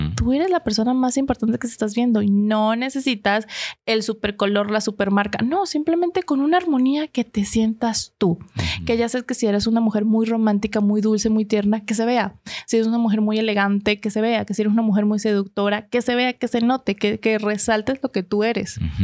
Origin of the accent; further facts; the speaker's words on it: Venezuela; como soy venezolana